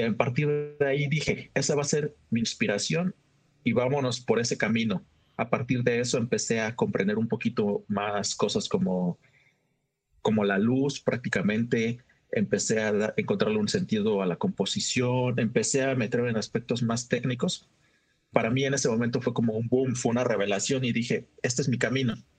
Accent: Oaxaca, Mexico; soy un fotógrafo de la ciudad de Oaxaca

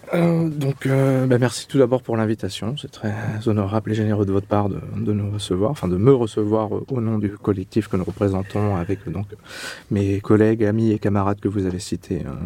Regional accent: Châlons-en-Champagne, Grand Est, France; born or raised there; moved away as an adult; also born or lived in Clermont-Ferrand

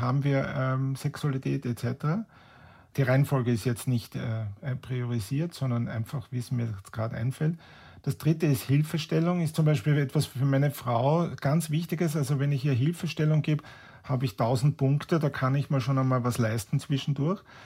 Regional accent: Vienna, Austria; bei uns in Wien über die Kärntnerstraße gehe

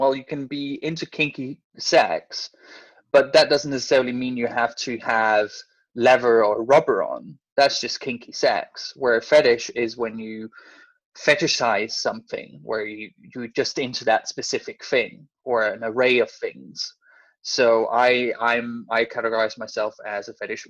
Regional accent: Denmark; moved away as an adult; also born or lived in Copenhagen, Denmark / Hertfordshire, United Kingdom; now in London, United Kingdom; I am originally from Denmark. I've lived in the UK since 2009. I lived in Copenhagen before I moved here.

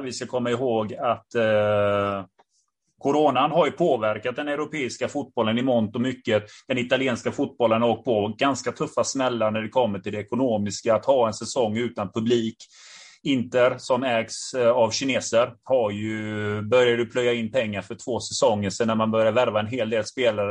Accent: Gothenburg, Västra Götaland, Sweden; jag själv är från Biskopsgården

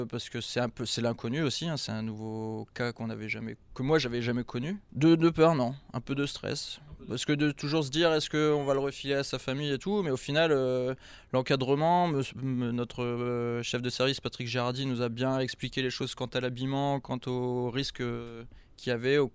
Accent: Lille, Hauts-de-France, France; je suis du Nord, donc je supporte Lille. Je suis de Lille, donc je supporte Lille.

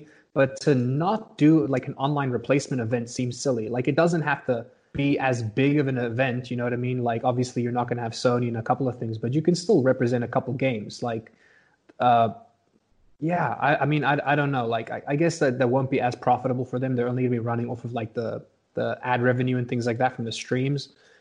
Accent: South Africa; born and raised in South Africa

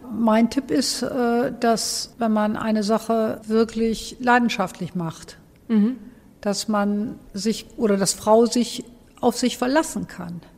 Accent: Cologne, North Rhine-Westphalia, Germany; moved away as an adult; Ich bin in Bickendorf aufgewachsen

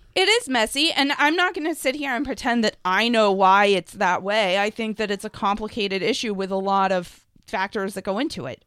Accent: Lexington, United States; growing up in Lexington, where there are a lot of Jewish progressives in Lexington

